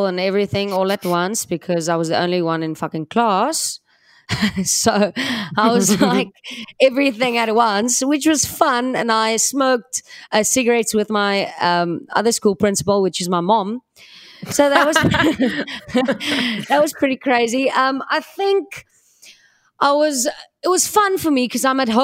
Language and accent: English; Cape Town, Western Cape, South Africa; I grew up in Cape Town. So I was in Bellville area